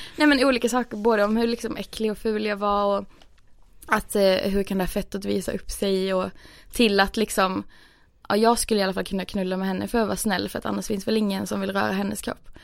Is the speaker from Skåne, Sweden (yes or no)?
yes; Skåne, Sweden; moved away as an adult; now in Stockholm, Sweden; jag hade flyttat från där jag kommer från i Skåne eh, till Stockholm